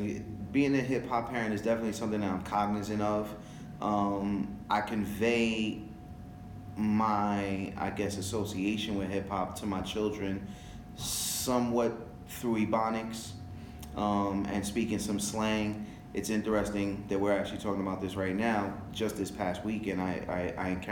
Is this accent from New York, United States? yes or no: yes; New York City, New York, United States; first language French; Growing up in New York City